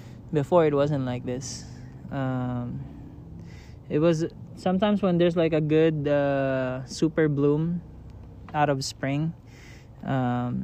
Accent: Manila, Metro Manila, Philippines; now in San Diego, United States; I grew up in Manila, so I was a city boy through and through

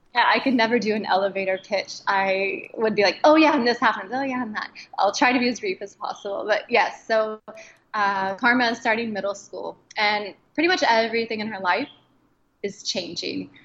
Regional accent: Midwest, United States; growing up in the Midwest, you know, you've got a pretty monochromatic group of friends

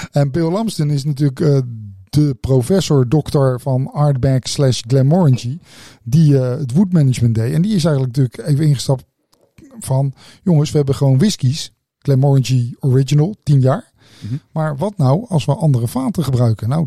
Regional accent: Netherlands; Ja, ik kom uit Nederland.

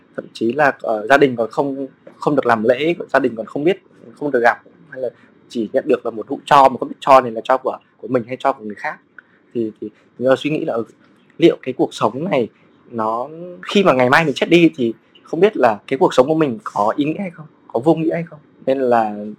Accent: Lâm Đồng, Vietnam; also born or lived in Hanoi / Ho Chi Minh City; now in Hà Giang, Vietnam; quê gốc mình ở Hà Nội, mình sinh ra ở Lâm Đồng

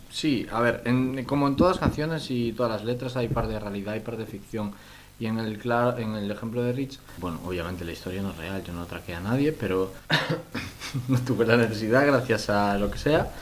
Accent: Moaña, a village across from Vigo, Galicia, Spain; soy de, de Boaña y un, pueblito enfrente de Vigo

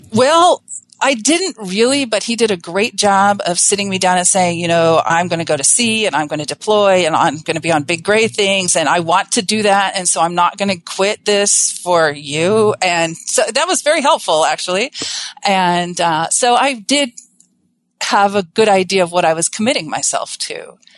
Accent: Southern California, United States; I'm originally from Southern California

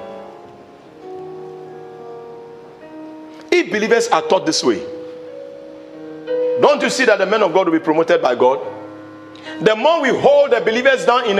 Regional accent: Ghana; I'm a Ghanaian

